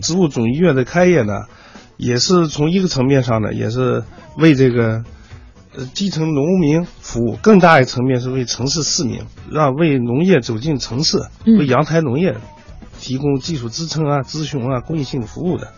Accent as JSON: {"language": "Chinese", "town": "Wuchuan", "region": "Inner Mongolia", "country": "China", "tie": "born or raised there", "moved": "yes", "lives_now": "Beijing, China", "said": "我的老家是土豆之乡"}